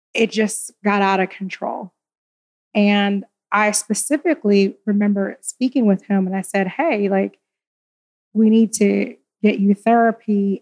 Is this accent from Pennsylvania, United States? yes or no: yes; Philadelphia, Pennsylvania, United States; I'm a Philly girl